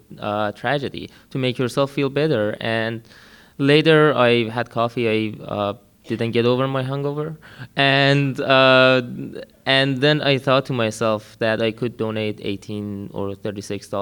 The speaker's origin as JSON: {"language": "English", "country": "Iran", "tie": "born or raised there", "also_born_or_lived": "Washington, D.C.", "moved": "as an adult", "lives_now": "United States", "said": "I'm from Iran. Grew up there. I'm seeking political asylum here"}